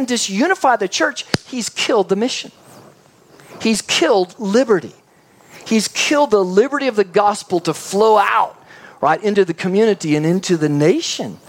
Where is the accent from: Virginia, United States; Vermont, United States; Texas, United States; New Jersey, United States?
Texas, United States; also born or lived in Canada; then brought back Texas